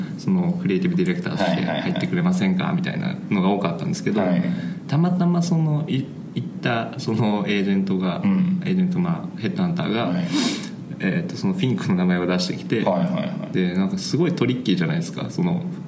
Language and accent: Japanese; Ichinomiya, Aichi, Japan; also born or lived in Shiga / Konan, Aichi; 生まれはまた別で滋賀だったりするんですけどまあ、ほぼ育ちが愛知でで愛知の中のなんだろうなまあ、一宮市